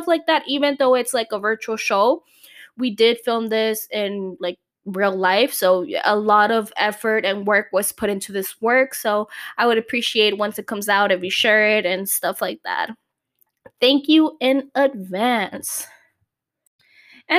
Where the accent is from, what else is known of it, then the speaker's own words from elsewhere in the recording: Calexico, California, United States; It's a podcast local here to my hometown. I'm from Calexico